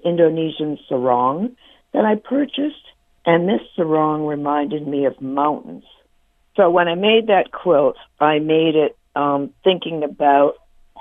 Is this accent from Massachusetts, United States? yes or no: yes; Boston, Massachusetts, United States; I'm from Boston, and I got my first apartment